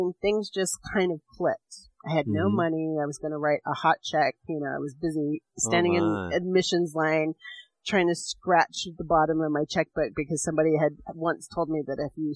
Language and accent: English; Hoopa, California, United States; I grew up on Hoopa and went to school there and lived my entire life with the premise that I would never leave